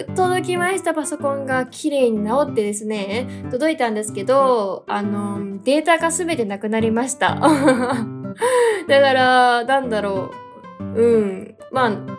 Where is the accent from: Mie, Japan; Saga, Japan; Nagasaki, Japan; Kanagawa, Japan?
Kanagawa, Japan; 私神奈川県出身なんですけど